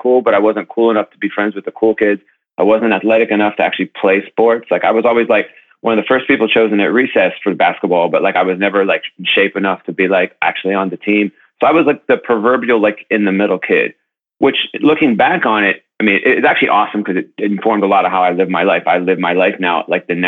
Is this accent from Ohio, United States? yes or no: yes; Youngstown, Ohio, United States; now in Brooklyn, United States; I grew up in Youngstown, Ohio, not too far from where you're at over there in Columbus.